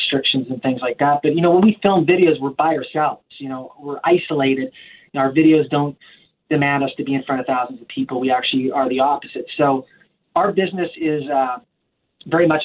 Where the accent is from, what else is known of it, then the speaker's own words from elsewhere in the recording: Victoria, British Columbia, Canada; also born or lived in Vancouver / Bragg Creek, Alberta / Calgary / Thailand; now in Nashville, United States; we grew up in Victoria, British Columbia, Canada